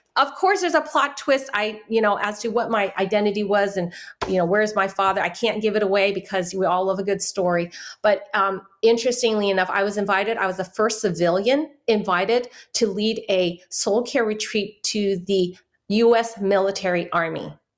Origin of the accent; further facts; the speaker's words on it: San Francisco, California, United States; first language Chinese; English is a second language; I grew up in Chinatown